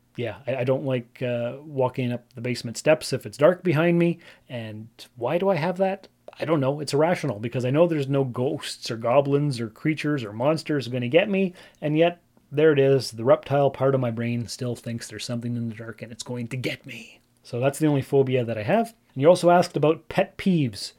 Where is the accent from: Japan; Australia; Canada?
Canada; Sault Ste. Marie, Ontario; I grew up in Sault Ste. Marie, Ontario, Canada